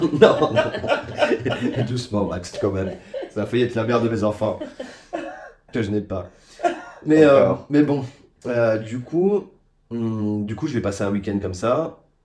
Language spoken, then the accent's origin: French; Charleville-Mézières, Grand Est, France; je suis originaire des Ardennes, donc dans le nord-est